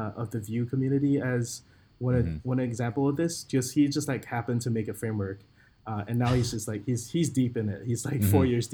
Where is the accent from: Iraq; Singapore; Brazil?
Singapore; I'm from Singapore